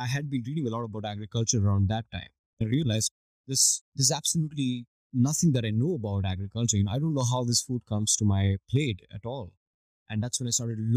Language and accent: English; India; now in Singapore; I was born and raised in India